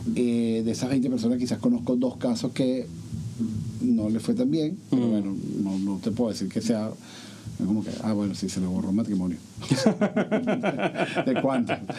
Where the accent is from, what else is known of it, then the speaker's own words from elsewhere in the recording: Venezuela; moved away as an adult; now in United States; yo no me fui de Venezuela porque me faltaba trabajo, yo me fui de Venezuela